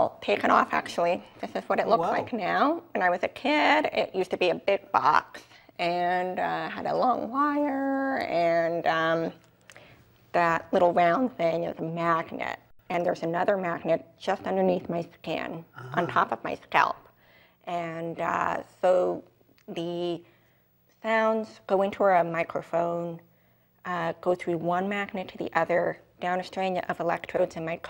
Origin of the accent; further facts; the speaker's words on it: New York, United States; accent: New York; So I'm from New York. I optimistically think maybe I have a little bit of a New York accent